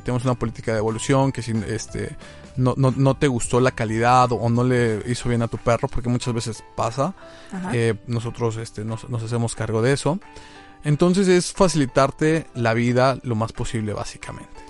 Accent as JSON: {"language": "Spanish", "region": "Tlaxcala", "country": "Mexico", "said": "Yo soy de Tlaxcala"}